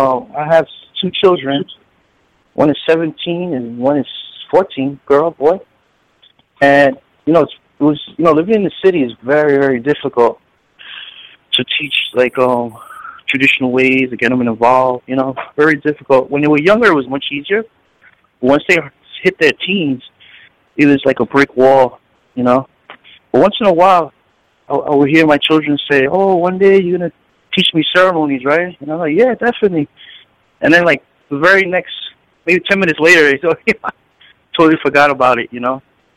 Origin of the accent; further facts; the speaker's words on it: Puerto Rico; in my community back home in Puerto Rico, Borinquen, I come from Calle, my father's side